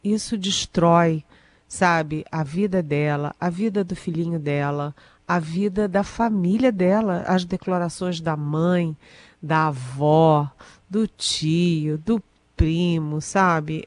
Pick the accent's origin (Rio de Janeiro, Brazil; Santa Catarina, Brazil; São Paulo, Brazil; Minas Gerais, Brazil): Rio de Janeiro, Brazil; minha família, por exemplo, é do Rio, eu nasci no Rio, tenho um irmão que mora no Rio